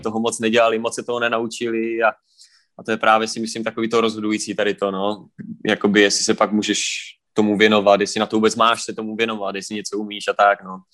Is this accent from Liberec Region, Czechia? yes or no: no; Prostějov, Olomouc Region, Czechia; jsem z Prostějova z České republiky, kousek od Olmouce